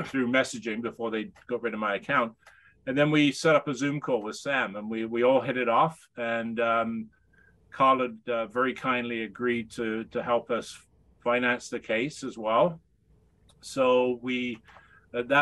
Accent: United Kingdom; moved away as an adult; now in Canada; I'm still a Brit. I'm a permanent resident here. Oh, so I've been here 35 years.

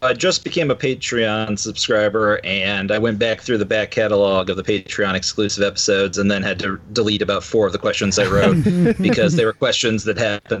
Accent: Wichita, Kansas, United States; I'm from Wichita, Kansas. I'm an attorney here

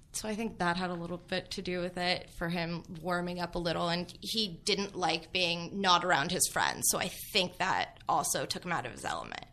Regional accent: Los Angeles, California, United States; also born or lived in Kansas; being from L

